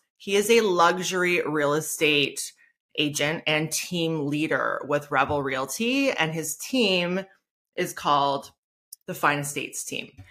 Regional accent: Niagara Falls, Ontario, Canada; I know my business is Hamilton-based, but I grew up in Niagara Falls

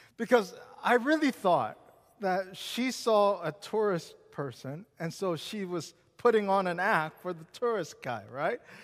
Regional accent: Seattle, Washington, United States; moved away; also born or lived in Richmond, Virginia; I grew up in Seattle

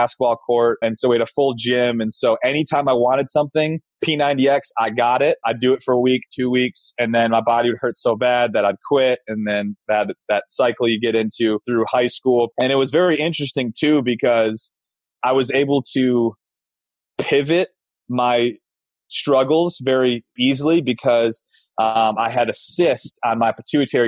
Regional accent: Grand Rapids, Michigan, United States; I grew up in Grand Rapids, Michigan

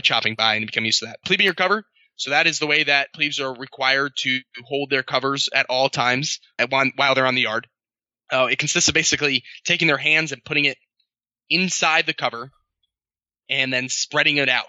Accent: New York City, New York, United States; born or raised there; moved away as an adult; also born or lived in Annapolis; now in Hawaii, United States

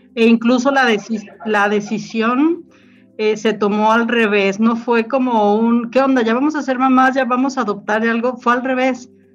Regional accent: Mexico City, Mexico; now in Jalisco, Mexico; yo soy de la Ciudad de México, llego aquí

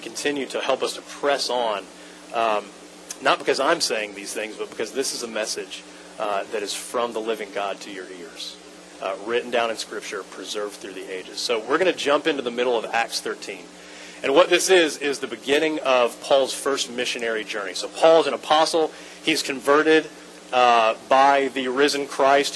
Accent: Atlanta, Georgia, United States; moved away as an adult; now in Lakeland, United States; I'm from Atlanta originally. We moved to Lakeland 7 years ago

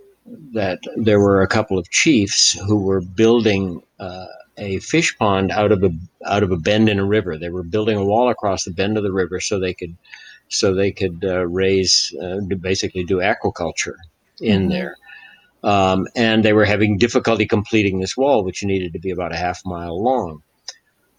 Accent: Hawaii, United States; born or raised there

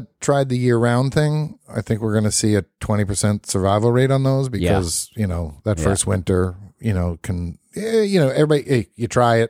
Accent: Brooklyn, New York, United States; I grew up in Brooklyn, New York.

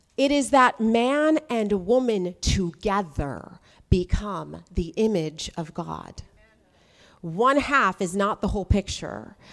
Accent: United States; now I'm American

